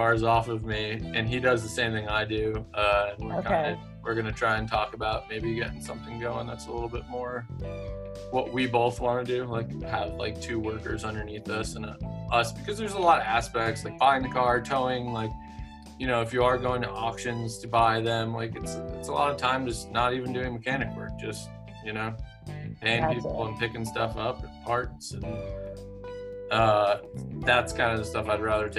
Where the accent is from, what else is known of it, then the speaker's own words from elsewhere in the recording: Tivoli, New York, United States; moved away as an adult; I grew up in New York